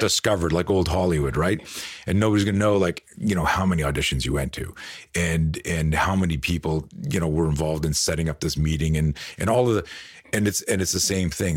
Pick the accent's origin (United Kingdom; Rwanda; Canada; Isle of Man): Canada; moved away as an adult; also born or lived in Virginia Beach, United States; now in United States; we grew up on the East Coast. I lived in, in Canada most of my life, moved to the States in, like, two thousand eight